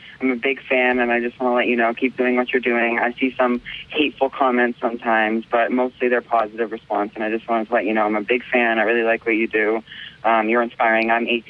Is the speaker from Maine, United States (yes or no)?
yes; Maine, United States; I'm from Maine.